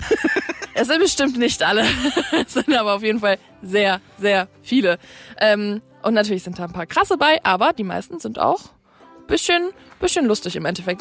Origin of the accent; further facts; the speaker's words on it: Ruhr area, North Rhine-Westphalia, Germany; now in Kiel, Germany; meiner Heimat, dem Ruhrgebiet.